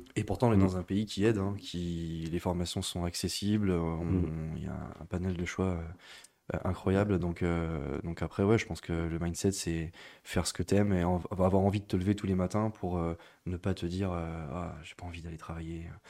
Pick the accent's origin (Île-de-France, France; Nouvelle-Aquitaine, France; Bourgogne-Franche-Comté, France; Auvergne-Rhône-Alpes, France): Nouvelle-Aquitaine, France; Niort; also born or lived in Bordeaux; je suis né à Niort, j'ai grandi à Niort